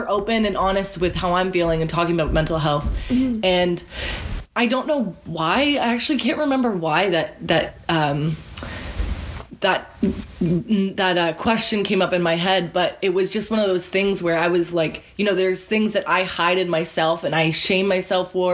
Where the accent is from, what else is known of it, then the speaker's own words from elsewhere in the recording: Canada; I grew up in Canada